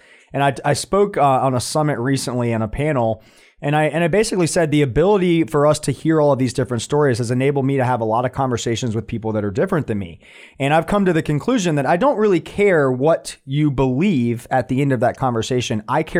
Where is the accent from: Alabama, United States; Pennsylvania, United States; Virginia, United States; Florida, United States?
Florida, United States; Winter Park; born there; I was born in Winter Park, Florida. My parents were characters at Walt Disney World.